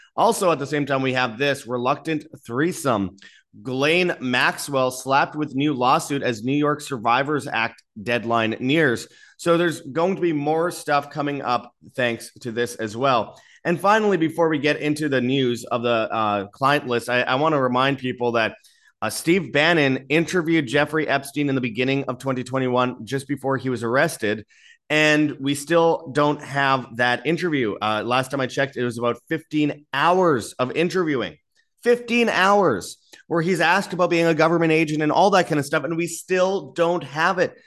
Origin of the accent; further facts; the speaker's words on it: Winnipeg, Manitoba, Canada; I'm from Winnipeg, Canada